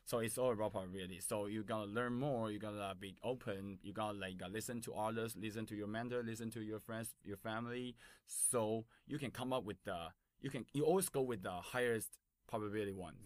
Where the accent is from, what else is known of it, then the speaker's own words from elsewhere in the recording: Taipei, Taiwan; English is a second language; I born and raised in Taipei in Taiwan